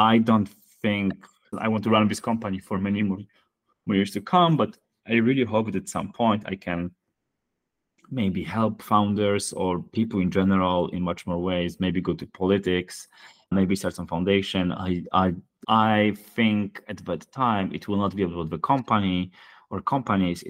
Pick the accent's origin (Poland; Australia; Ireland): Poland; Poland, my home country